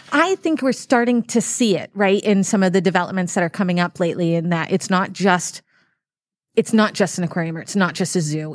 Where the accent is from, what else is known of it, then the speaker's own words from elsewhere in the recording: Massachusetts, United States; also born or lived in Dubai; now in Saint Louis, United States; I grew up in Massachusetts, but I was about an hour and a half away from the ocean